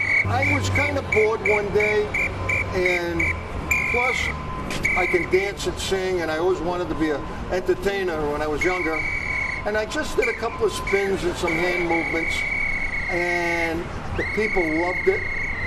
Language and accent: English; Providence, Rhode Island, United States; I'm from Providence, Rhode Island.